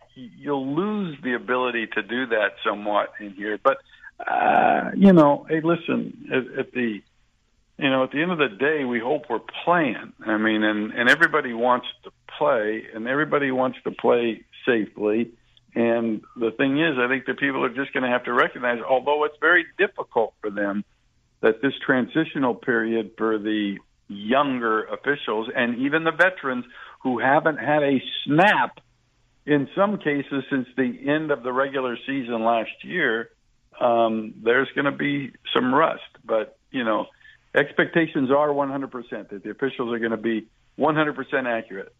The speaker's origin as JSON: {"language": "English", "region": "West Coast", "country": "United States", "tie": "born or raised there", "said": "I grew up on the West Coast"}